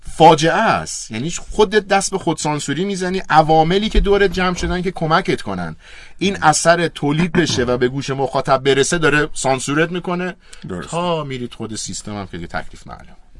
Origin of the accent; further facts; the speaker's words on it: Iran; من چون ایرانیم